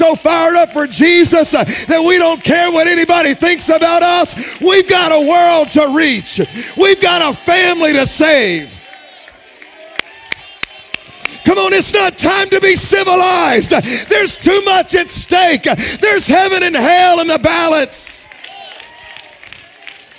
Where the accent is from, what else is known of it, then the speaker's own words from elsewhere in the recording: Jackson, Mississippi, United States; now in Dallas, United States; When I was young, when I was a kid growing up in Jackson, Mississippi